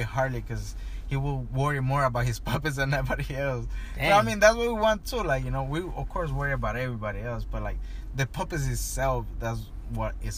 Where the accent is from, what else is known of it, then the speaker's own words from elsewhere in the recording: Tijuana, Baja California, Mexico; now in Los Angeles, United States; I grew up and was born in Tijuana.